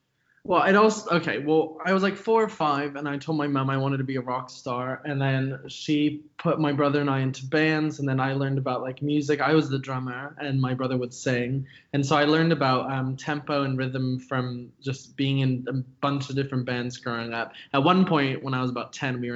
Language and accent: English; San Francisco, California, United States; also born or lived in United Kingdom; now in London, United Kingdom; I am from San Francisco, California, but my family is extremely painfully English. So growing up, I always sort of had like a split childhood between San Francisco and the UK.